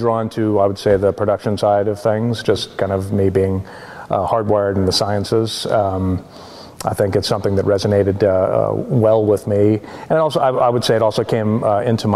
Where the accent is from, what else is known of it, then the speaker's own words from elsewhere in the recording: Florida, United States; moved away as an adult; also born or lived in Washington / New Zealand; now in Oregon, United States; I grew up in Florida and studied geology there.